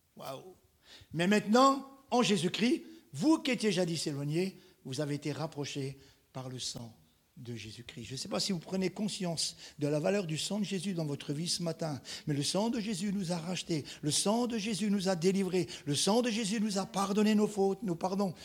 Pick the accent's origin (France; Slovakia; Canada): France; Marseille, Provence-Alpes-Côte d'Azur; je suis marseillais